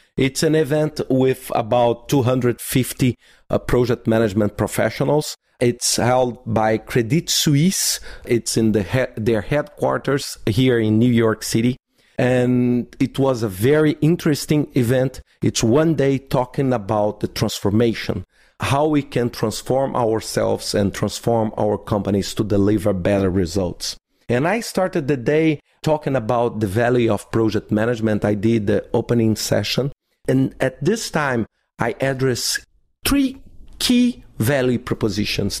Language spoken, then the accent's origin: English; Belo Horizonte, Minas Gerais, Brazil; in Belo Horizonte, in my hometown